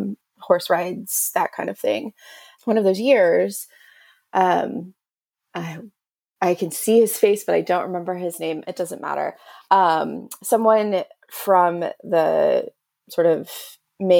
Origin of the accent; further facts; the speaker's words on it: Houston, Texas, United States; I'm from Houston, Texas